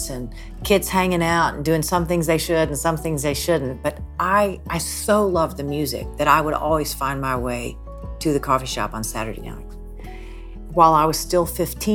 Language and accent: English; Nashville, Tennessee, United States; I grew up in Nashville, Tennessee, the youngest of four girls